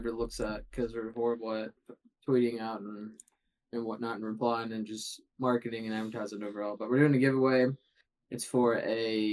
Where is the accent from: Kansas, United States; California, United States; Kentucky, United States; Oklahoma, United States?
Kentucky, United States; RVK; I told her I was from RVK. I told her I was from RVK over and over